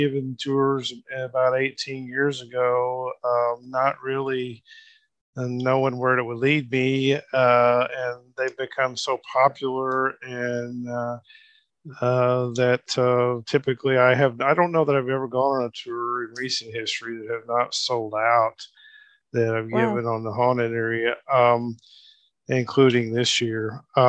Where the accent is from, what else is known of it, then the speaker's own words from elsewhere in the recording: Muskogee, Oklahoma, United States; my hometown, Muskogee